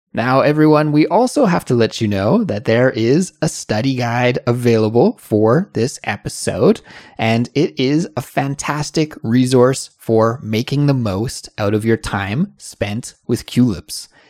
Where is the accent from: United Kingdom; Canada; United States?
Canada; Kelowna, British Columbia; So we were driving from Kelowna, my hometown, to Seattle